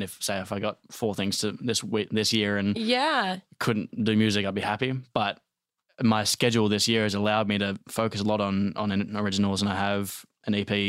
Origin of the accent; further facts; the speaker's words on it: Australia; Yeah, I fake it. I fake it all the time. Otherwise, people don't know what I'm saying.